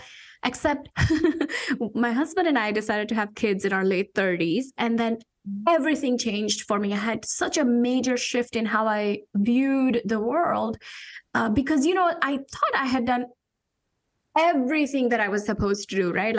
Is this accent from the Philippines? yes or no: no; India; moved away as an adult; I'm an immigrant. I came from India 20 some years ago for my master's degree in engineering